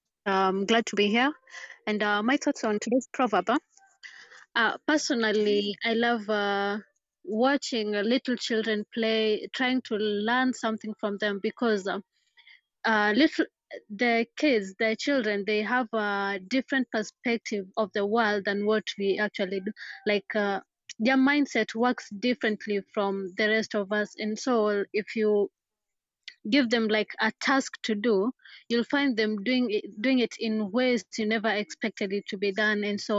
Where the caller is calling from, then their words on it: Kisumu, Kisumu County, Kenya; Chelsea, I'm joining from Kisumu, Kenya.